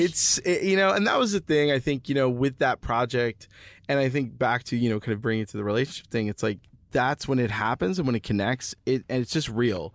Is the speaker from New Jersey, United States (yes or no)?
yes; New Jersey, United States; moved away; I'm from Jersey